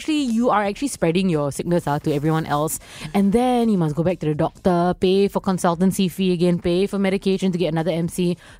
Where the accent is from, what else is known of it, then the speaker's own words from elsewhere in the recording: Singapore; as a Singaporean